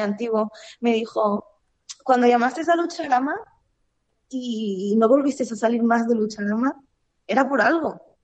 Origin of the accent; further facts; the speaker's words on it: Spain; mi país